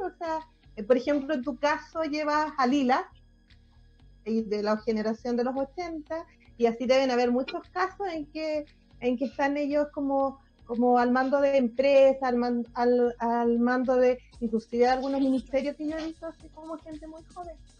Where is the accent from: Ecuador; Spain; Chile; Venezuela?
Chile; Calama, Antofagasta; Rodrigo y yo somos de Calama